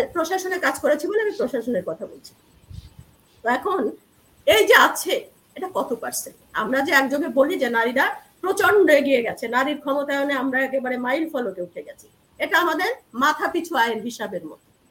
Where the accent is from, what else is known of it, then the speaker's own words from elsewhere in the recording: Narail, Khulna Division, Bangladesh; moved away; also born or lived in Jessore / Dhaka; আমি একটা মহকুমা শহরে আমার জন্ম নড়াইল এবং ওখানে আমি বেড়ে উঠেছি